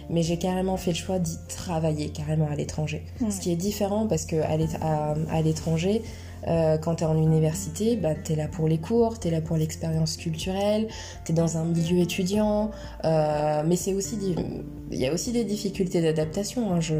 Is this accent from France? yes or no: no; United Kingdom; accent: British; French is a second language; Au début, je suis arrivée euh, avec mon petit accent british, euh